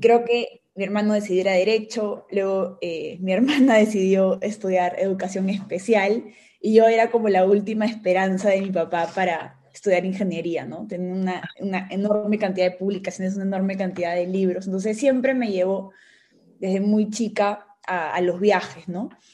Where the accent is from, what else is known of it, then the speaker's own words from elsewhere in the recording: Peru; soy una peruana